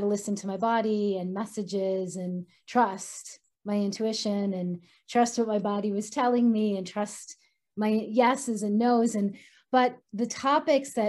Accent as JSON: {"language": "English", "town": "Boulder", "region": "Colorado", "country": "United States", "tie": "born or raised there", "said": "my hometown of Boulder, Colorado"}